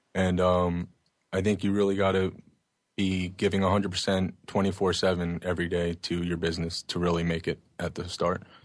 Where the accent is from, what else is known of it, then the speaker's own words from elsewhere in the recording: Oceanside, New York, United States; I grew up in Oceanside, which is in Long Island on the South Shore